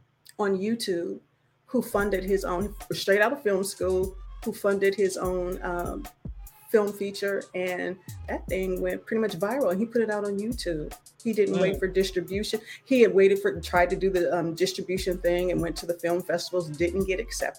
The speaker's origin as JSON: {"language": "English", "region": "Southern California", "country": "United States", "moved": "yes", "lives_now": "Houston, United States", "said": "I am from Southern California and live in Houston"}